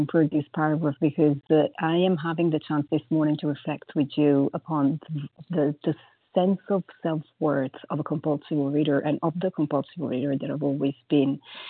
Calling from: Paris, Île-de-France, France; I'm calling from Paris

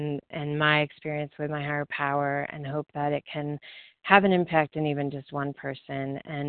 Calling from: Colorado, United States; I am calling from Colorado

